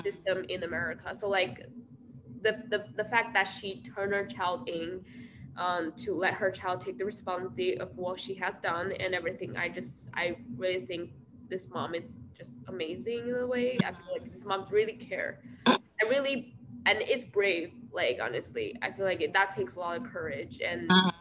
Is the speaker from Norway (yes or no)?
no; China; now in Iowa, United States; I'm from China